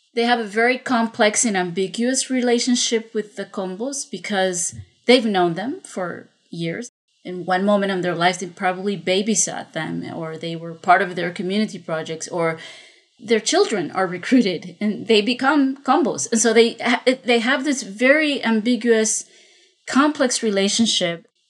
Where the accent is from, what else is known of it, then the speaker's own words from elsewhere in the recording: Honduras; now in Medellin, Colombia; I'm not originally from Colombia, I'm from Honduras, but I've been living in Colombia for many, many years.